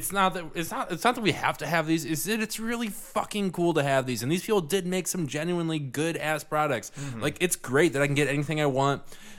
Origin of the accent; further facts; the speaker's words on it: Grosse Pointe, Michigan, United States; I grew up in Grosse Pointe, and what happened in Flint would never happen in Grosse Pointe, because... Grosse Pointe is just full of a bunch of rich white people.